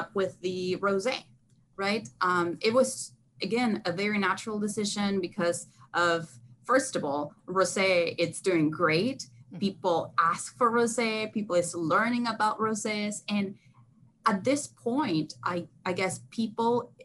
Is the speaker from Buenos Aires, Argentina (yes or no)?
no; Mendoza, Argentina; born or raised there; also born or lived in Texas, United States; now in California, United States